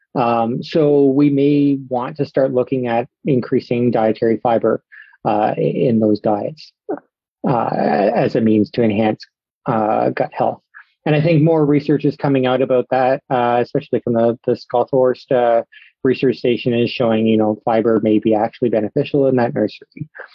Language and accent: English; Sarnia, Ontario, Canada; moved away as an adult; also born or lived in Guelph, Ontario / Houston, Texas; now in Saskatchewan, Canada; I'm originally from Sarnia, Ontario